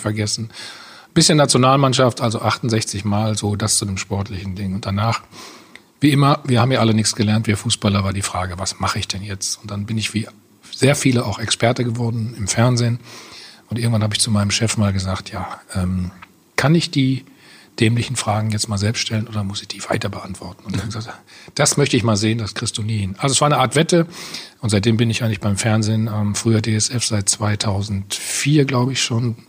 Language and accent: German; Bad Salzuflen, North Rhine-Westphalia, Germany; in Bad Salzofen, wo ich aufgewachsen bin